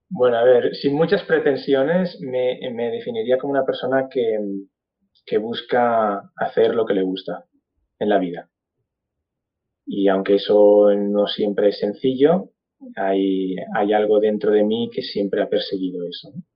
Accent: Barcelona, Catalonia, Spain; yo soy de Barcelona, nací en Barcelona, crecí en Barcelona

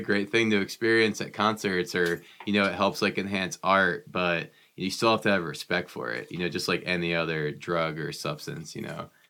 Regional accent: New Jersey, United States; I grew up in New Jersey

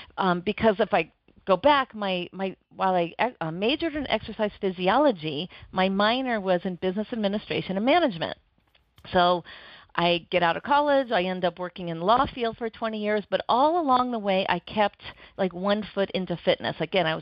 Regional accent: Oregon, United States; And back growing up in Oregon at the time, I went to college up in Oregon, and it was in a recession

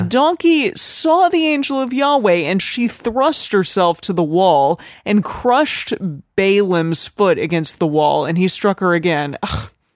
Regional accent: Arizona, United States; I'm from Arizona, and we would say it like

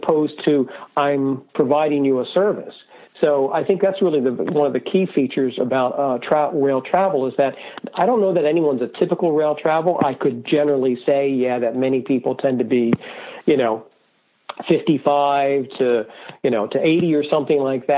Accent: Wilmington, Delaware, United States; I grew up in Wilmington, Delaware

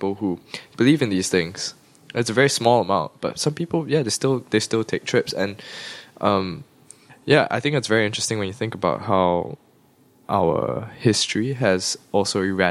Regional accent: Singapore; I'm Singaporean

